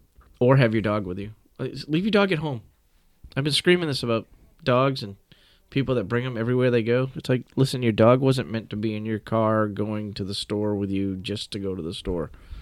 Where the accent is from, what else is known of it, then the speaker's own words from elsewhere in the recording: New England, United States; we're from New England. We know what snow is.